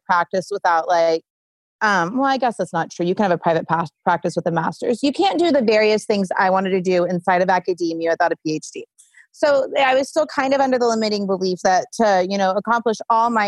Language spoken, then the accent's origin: English; Sand Springs, Oklahoma, United States; moved away; I'm from Sand Springs, Oklahoma. I shouldn't say the middle of nowhere, but far different from where I live today.